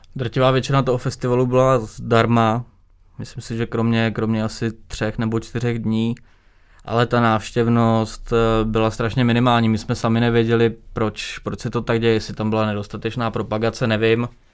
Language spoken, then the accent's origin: Czech; Třebíč, Vysočina Region, Czechia; v Třebíči, odkud pocházím